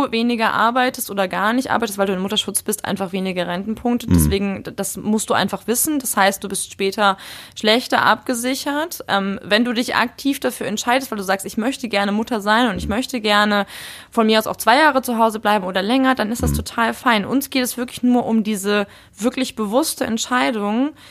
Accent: Munich, Bavaria, Germany; ich bin ja äh, gebürtige Münchnerin und dadurch natürlich auch mit der Nähe zu den Bergen aufgewachsen.

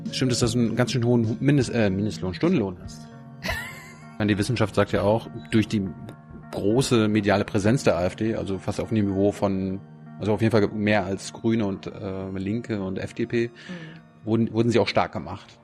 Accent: Mecklenburg-Vorpommern, Germany; bei uns in Mecklenburg

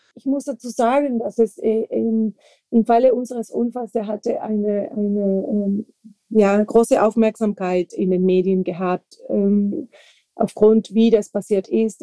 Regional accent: Santa Cruz de la Sierra, Santa Cruz, Bolivia; German is a second language; moved away as an adult; now in Germany; ich komme ursprünglich aus Bolivien, Südamerika

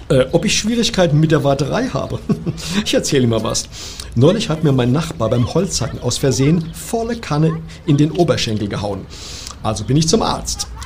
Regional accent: Cologne, North Rhine-Westphalia, Germany; Ich komme ja aus Köln und ich warte vor allem drauf, dass sich das mal ändert.

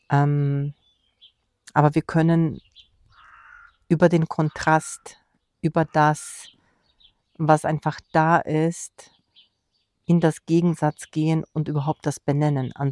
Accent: Poland; Und wir waren in meinem Heimatland Polen, in Warschau, zu Besuch

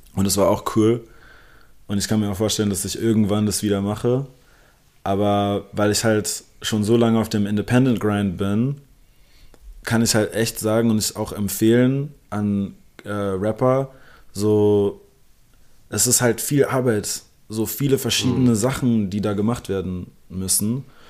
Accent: Berlin, Germany; first language English; German is a second language; Also ich bin gebürtiger Berliner und ja. lebe mein ganzes Leben hier. Also meine Muttersprache ist zwar Englisch, aber Deutsch folgte so okay. dicht dahinter

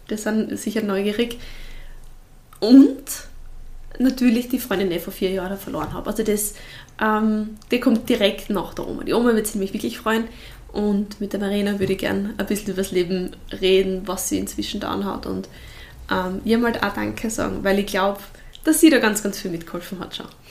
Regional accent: Bruck an der Mur, Styria, Austria; ich komme ja trotzdem vom Land, also ich komme aus Bruck und Amur

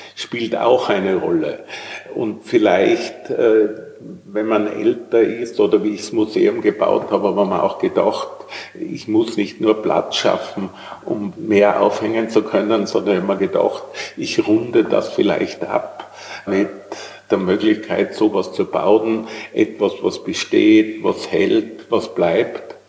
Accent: Tyrol, Austria; accent: Tyrolean; now in Vienna, Austria; wie Sie vielleicht hören, bin ich Tiroler und bin im Jahr 1968 nach Wien gekommen

